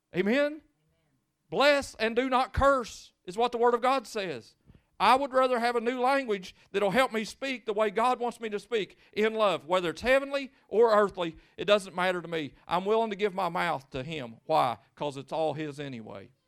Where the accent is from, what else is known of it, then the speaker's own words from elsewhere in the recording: Lewis County, Kentucky, United States; I'm from Lewis County